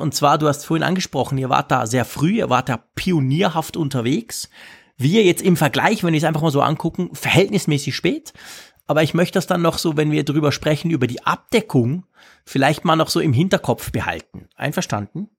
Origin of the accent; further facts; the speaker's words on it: Switzerland; bei uns in der Schweiz